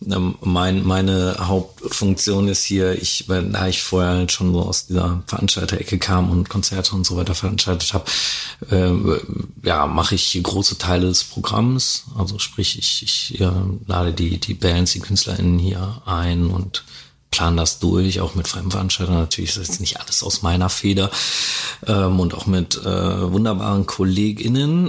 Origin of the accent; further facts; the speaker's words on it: Dortmund, North Rhine-Westphalia, Germany; ich komme aus Dortmund oder aus dem Ruhrgebiet